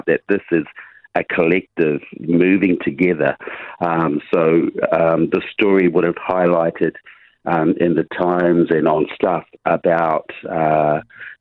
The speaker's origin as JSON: {"language": "English", "town": "Huntly", "region": "Waikato", "country": "New Zealand", "tie": "born or raised there", "said": "Huntley is my hometown, born, bred and raised"}